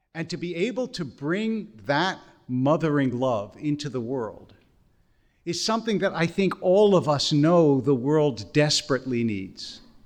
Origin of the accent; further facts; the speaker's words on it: Harrisburg, Pennsylvania, United States; also born or lived in Philadelphia; I grew up in yeshiva in Harrisburg and then later at Akiba in Philadelphia